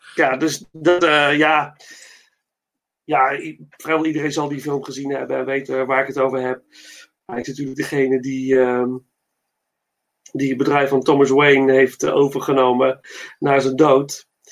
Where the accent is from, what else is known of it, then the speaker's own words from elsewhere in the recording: Netherlands; ben ik trots als Nederlander